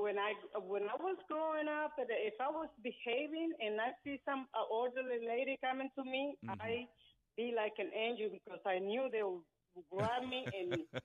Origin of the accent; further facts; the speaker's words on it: Dominican Republic; now in Bethesda, United States; I was raised in the Dominican Republic